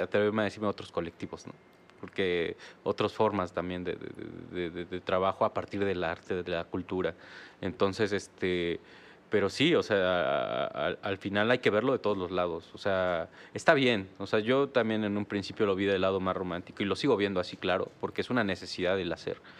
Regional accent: Oaxaca, Mexico; now in Querétaro, Mexico; Somos de Oaxaca

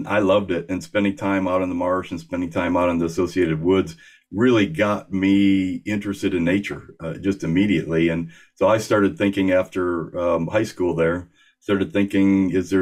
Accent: Horicon, Wisconsin, United States; moved away as an adult; also born or lived in suburb of Chicago, Illinois; now in Arizona, United States; I grew up in Wisconsin, not far from where you're sitting right now, probably. Went to high school in Horicon in Dodge County

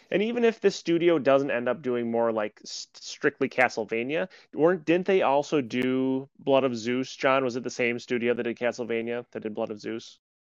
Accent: United States; I'm an American

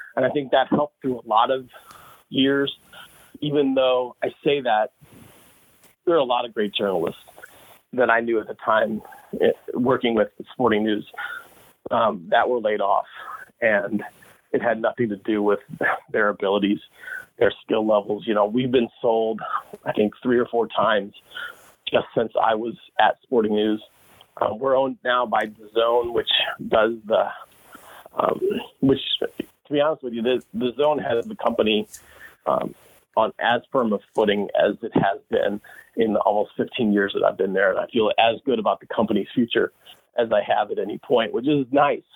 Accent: St. Charles, Missouri, United States; I grew up in St. Charles

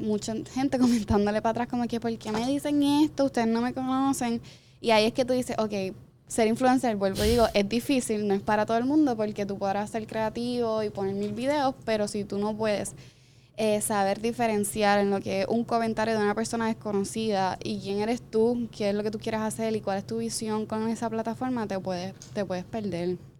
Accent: San Sebastián, Puerto Rico; accent: arrastro la erre (Jíbara); now in Guaynabo, Puerto Rico; yo no soy ni de Guaynabo, yo soy de San Sebastián, soy Jibara, yo arrastro la eje

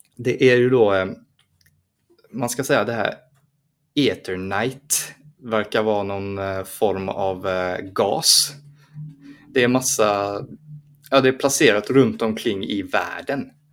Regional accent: Sweden; det var jag som var svensk

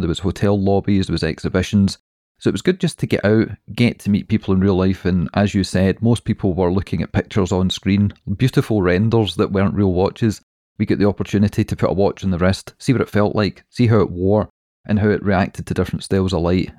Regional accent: Scotland, United Kingdom; We're Scottish

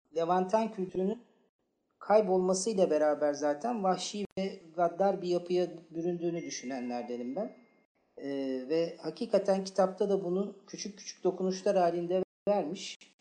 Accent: Istanbul, Turkey; Bir de ben Fatih Çarşambalıyım arkadaşlar. Çocukluğum Fatih Çarşamba'da geçti

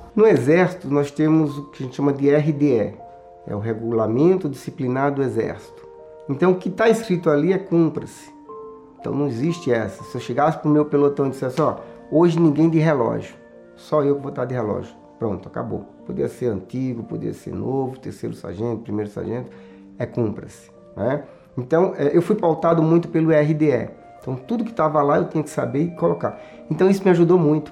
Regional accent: João Pessoa, Paraíba, Brazil; moved away as an adult; now in São Paulo, Brazil; sou paraibano da cidade de João Pessoa. Em 1990 eu vim para São Paulo

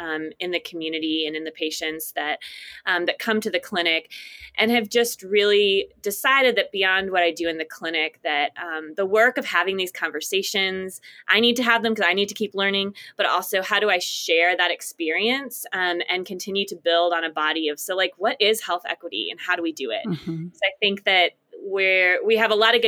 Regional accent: Midwest, United States; my hometown community in the Midwest

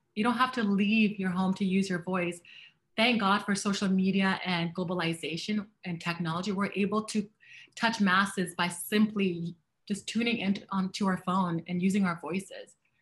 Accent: Canada; I am a Canadian and a Black woman.

